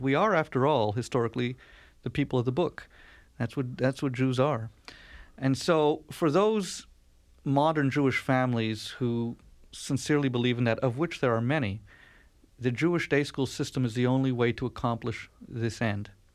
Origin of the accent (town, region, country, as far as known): Canada; born or raised there